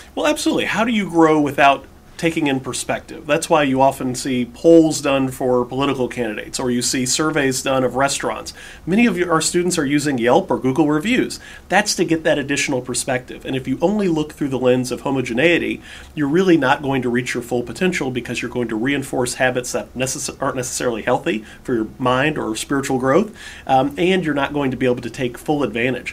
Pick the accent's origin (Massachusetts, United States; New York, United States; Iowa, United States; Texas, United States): Texas, United States; Houston; I grew up in Houston